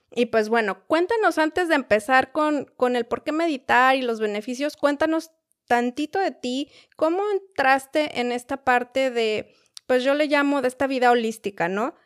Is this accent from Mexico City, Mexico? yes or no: yes; Mexico City, Mexico; now in United States; yo soy de la Ciudad de México también